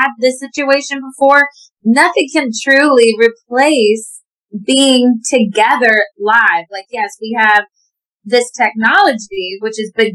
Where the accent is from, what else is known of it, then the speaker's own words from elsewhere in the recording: Williamsport, Pennsylvania, United States; moved away as an adult; also born or lived in Boston / Nashville; I'm from Williamsport, Pennsylvania.